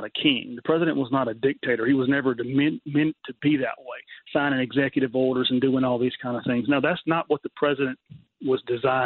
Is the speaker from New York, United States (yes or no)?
no; Mississippi, United States; moved away; I'm a Southerner. I'm originally from Mississippi